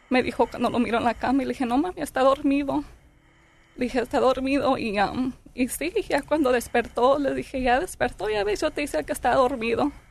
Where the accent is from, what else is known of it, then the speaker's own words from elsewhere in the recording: Long Beach, California, United States; Yo soy de Long Beach.